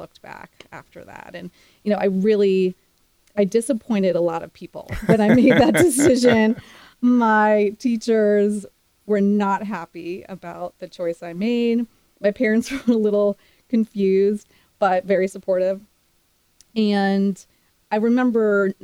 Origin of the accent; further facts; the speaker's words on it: Silver Spring, Maryland, United States; moved away as an adult; also born or lived in Pittsburgh, Pennsylvania / Austin, Texas; Grew up around Washington, D.C. in Silver Spring, Maryland